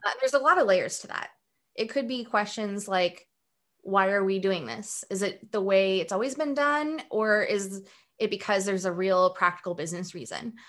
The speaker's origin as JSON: {"language": "English", "town": "Pullman", "region": "Washington", "country": "United States", "tie": "born or raised there", "also_born_or_lived": "Moscow, Idaho", "moved": "yes", "said": "I grew up in a um, small town in eastern Washington and also in northern Idaho in an area called the Palouse."}